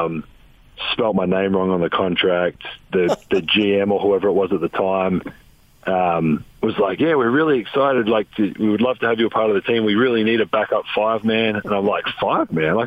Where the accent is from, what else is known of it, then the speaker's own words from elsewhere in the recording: Adelaide, South Australia, Australia; growing up in Australia, the NBA was so far away. We didn't have cable TV, so I couldn't watch games. I grew up wanting to play for the Adelaide 36ers